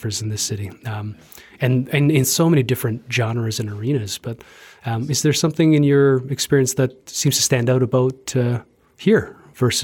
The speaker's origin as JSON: {"language": "English", "town": "Toronto", "region": "Ontario", "country": "Canada", "tie": "born or raised there", "moved": "as an adult", "lives_now": "Calgary, Canada", "said": "my impression of my hometown of Toronto is a little bit skewed"}